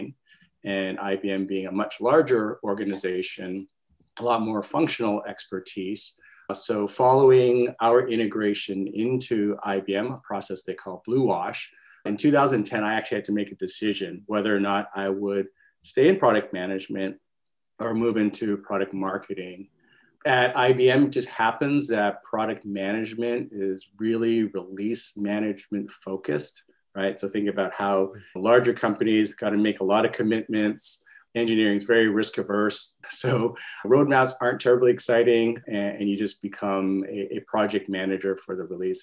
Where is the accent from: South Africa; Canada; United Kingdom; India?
Canada; now in California, United States; I'm a Canadian, by the way, based out in California